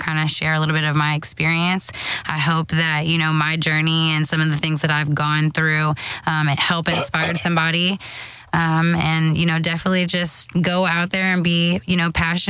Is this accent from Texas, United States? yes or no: yes; Houston, Texas, United States; I'm from Houston, Texas, and now I'm working with, you know, some of these big sports in my city